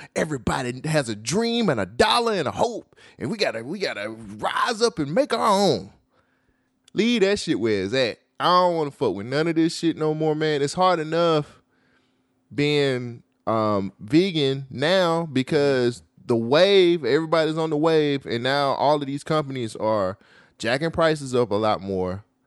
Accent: United States; I'm American

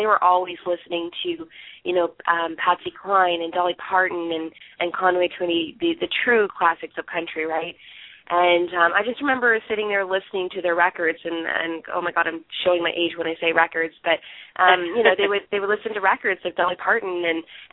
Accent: Barrie, Ontario, Canada; Barrie, Ontario, and I'm from Canada.

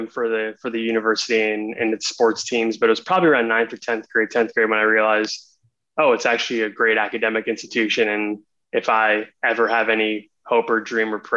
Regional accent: India; I'm, I'm Indian. My parents are both, we're both from India.

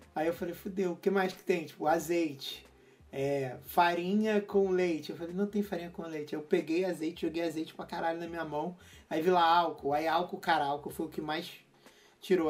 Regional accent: Rio de Janeiro, Brazil; sou do Rio

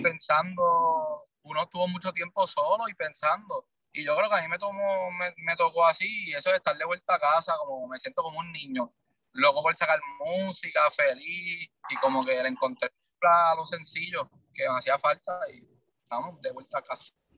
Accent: Ponce, Puerto Rico; yo soy de Ponce, que, es del sur de Puerto Rico

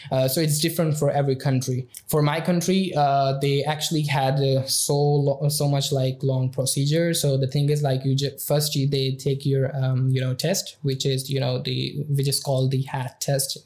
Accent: Pakistan; moved away as an adult; now in Budapest, Hungary; I'm from Pakistan

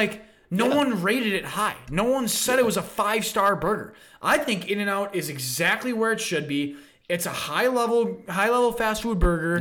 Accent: Minnesota, United States; we're from Minnesota

